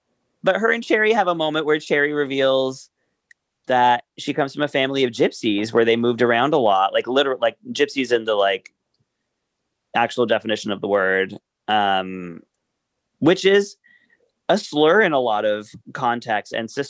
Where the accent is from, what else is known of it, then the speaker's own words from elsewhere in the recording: Darlington, North East England, United Kingdom; Darling, I'm from Darlington.